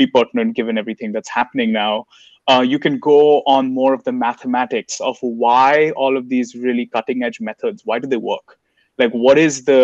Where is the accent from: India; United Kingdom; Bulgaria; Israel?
India; now in United States; as an Indian citizen in the US